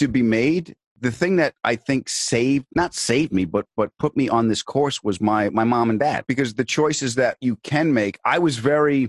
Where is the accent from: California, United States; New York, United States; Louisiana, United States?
New York, United States; Huntington; also born or lived in Jamaica, Queens, New York; we went out to Huntington.